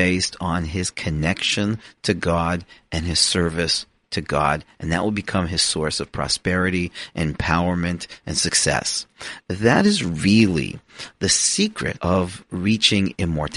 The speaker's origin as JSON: {"language": "English", "town": "Toronto", "region": "Ontario", "country": "Canada", "tie": "born or raised there", "said": "I am a Canadian who was born in Toronto to the family of Aaron"}